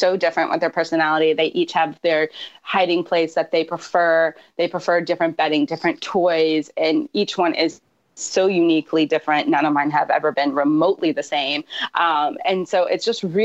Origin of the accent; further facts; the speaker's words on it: Georgia, United States; now in California, United States; I grew up in Georgia where they're legal pets